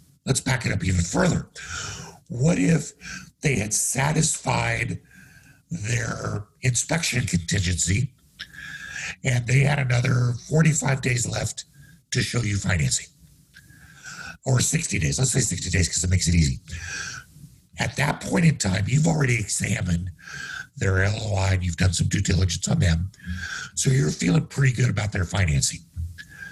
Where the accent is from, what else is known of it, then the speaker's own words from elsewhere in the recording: Kansas, United States; moved away; also born or lived in Denver; I grew up in Kansas where there ain't a lot of ocean.